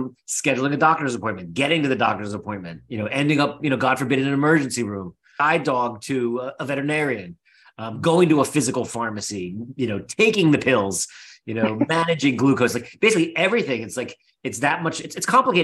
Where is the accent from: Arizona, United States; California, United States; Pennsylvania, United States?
Pennsylvania, United States; Philadelphia; We're both from Philly